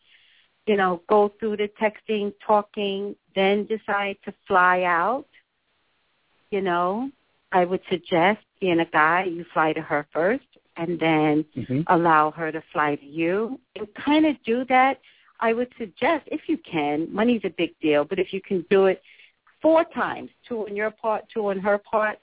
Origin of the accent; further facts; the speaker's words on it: New York, United States; now in California, United States; I'm a native New Yorker